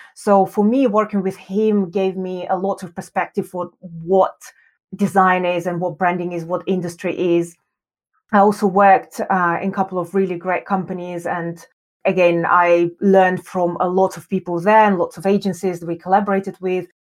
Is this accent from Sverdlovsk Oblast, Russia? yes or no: yes; Yekaterinburg, Sverdlovsk Oblast, Russia; moved away as an adult; also born or lived in Moscow, Russia; now in London, United Kingdom; I was born in Russia. I was born in a very cold city called Yekaterinburg